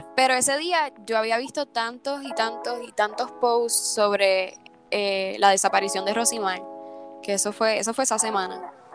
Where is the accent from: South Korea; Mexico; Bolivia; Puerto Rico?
Puerto Rico; Comerío; yo soy una cantautora boricua, soy comerieña